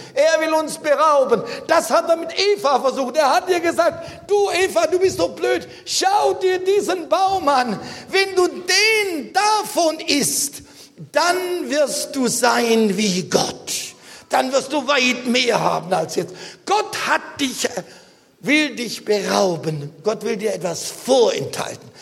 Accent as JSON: {"language": "German", "country": "Germany"}